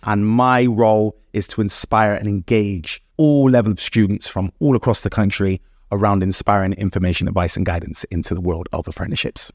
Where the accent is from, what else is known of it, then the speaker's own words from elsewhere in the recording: Bristol, South West England, United Kingdom; also born or lived in Gloucester; I grew up predominantly in Bristol, but I did move around